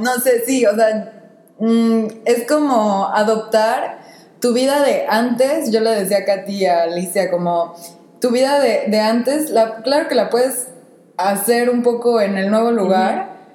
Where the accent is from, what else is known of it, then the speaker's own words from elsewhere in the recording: Mexico; first language Spanish; now in France; yo siendo mexicana y hablando español